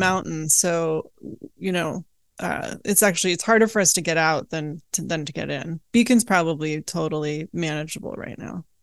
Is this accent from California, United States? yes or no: yes; Oakland, California, United States; also born or lived in Berkeley, California; I was born in Oakland